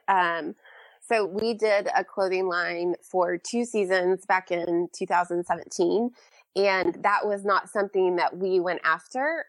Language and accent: English; Bentonville, Arkansas, United States; moved away; also born or lived in Nashville; I grew up in Bentonville, Arkansas, which is the hometown of Walmart